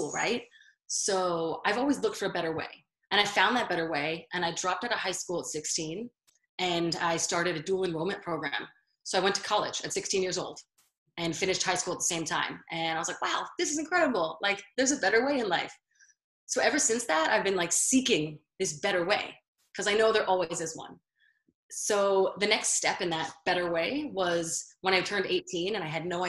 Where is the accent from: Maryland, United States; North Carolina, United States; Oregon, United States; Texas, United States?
Maryland, United States; Baltimore; now in Las Vegas, United States; I'm originally from Baltimore, but I live in Las Vegas now